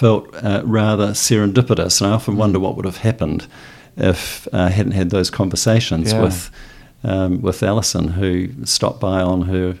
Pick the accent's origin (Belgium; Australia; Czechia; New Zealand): New Zealand; Auckland; also born or lived in Wellington / Palmerston North; So I was born in Wellington and moved to Palmerston North at the age of 2, and then Auckland when I was 5.